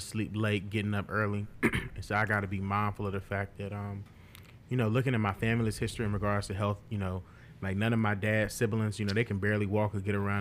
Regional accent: Martinsville, Virginia, United States; also born or lived in Charlottesville; in Martinsville, my hometown

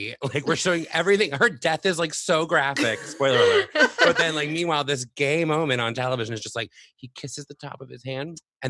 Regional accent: South Florida, United States; moved away; I'm originally from South Florida

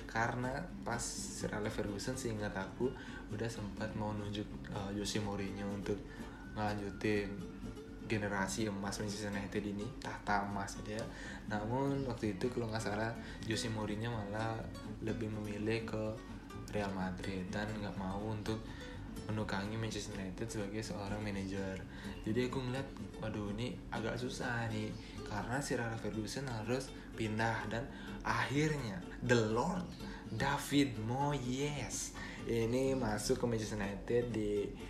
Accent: Bali, Indonesia; accent: Balinese; Aku dari Bali mungkin kalau teman-teman dengar uh, logat aku atau logat aku terlalu kental dengan kebalinisan aku

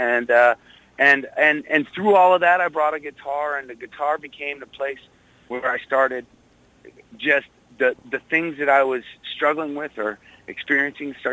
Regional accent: Wayland, Massachusetts, United States; also born or lived in Corning, New York; I was born in Corning, New York. My father was working for the Corning Glass Company, but when I was 4 years old, we moved to outside of Boston, to a town called Wayland

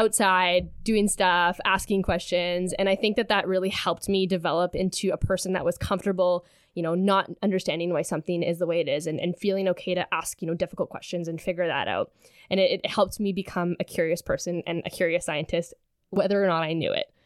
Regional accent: Sudbury, Ontario, Canada; moved away as an adult; now in Kingston, Canada; I'm originally from Sudbury, Ontario

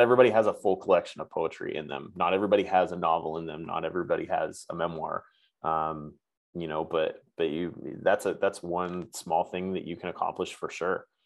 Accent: New England, United States; moved away as an adult; now in California, United States; New England better, uh, where mm-hmm. I'm like originally from

